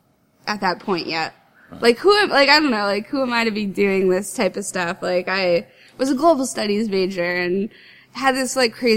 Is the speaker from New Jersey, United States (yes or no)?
yes; Bloomfield, New Jersey, United States; moved away as an adult; also born or lived in Clifton, New Jersey; now in Philadelphia area, United States; I grew up in Bloomfield, New Jersey